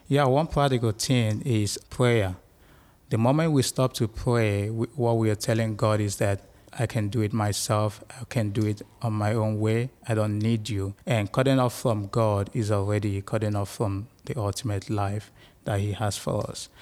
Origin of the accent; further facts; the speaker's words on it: Nigeria; now in United States; I'm from Nigeria in Western Africa.